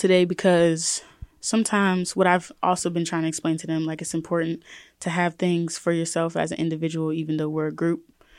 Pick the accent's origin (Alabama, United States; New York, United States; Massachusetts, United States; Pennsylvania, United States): Pennsylvania, United States; Pittsburgh; I'm from the East Side.